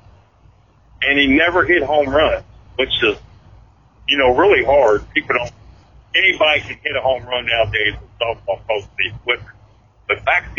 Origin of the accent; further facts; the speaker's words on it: Louisville, Kentucky, United States; I grew up in the South End, I grew up off of New Cut Road